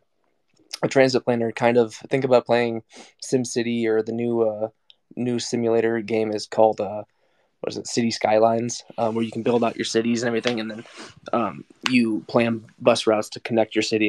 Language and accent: English; Iowa, United States; I'm from Iowa, born and raised, so kind of in the heartland of the country, small town guy.